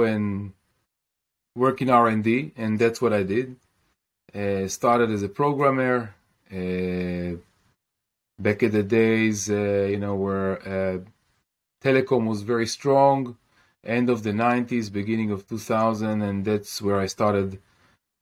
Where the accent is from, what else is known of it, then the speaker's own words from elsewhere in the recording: Kiryat Bialik, Haifa District, Israel; I grew up in Kiryat Bialik in Israel.